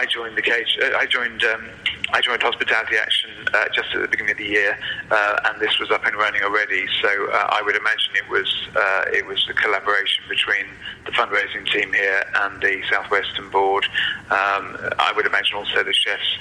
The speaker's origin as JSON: {"language": "English", "region": "Wales", "country": "United Kingdom", "said": "I'm a Welshman"}